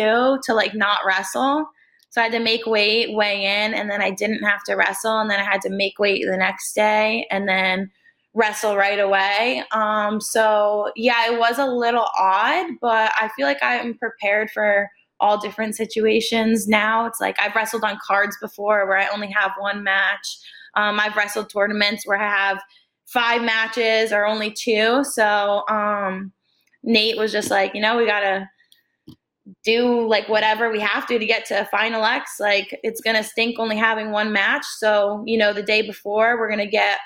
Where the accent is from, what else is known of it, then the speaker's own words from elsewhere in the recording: New Jersey, United States; I'm from Jersey